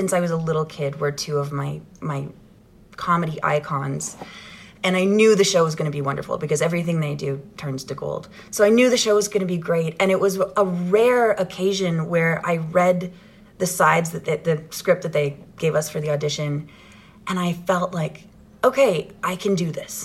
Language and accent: English; Ottawa, Ontario, Canada; I grew up in Ottawa, Ontario, Canada